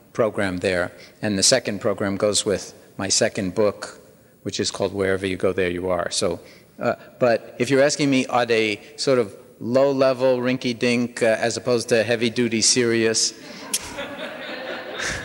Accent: New York City, New York, United States; I was born in New York City in 1944

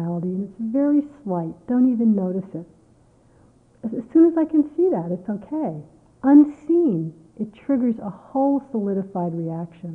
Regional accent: United States; I'm an American

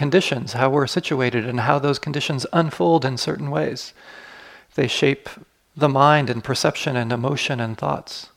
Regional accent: United States; I grew up in the United States.

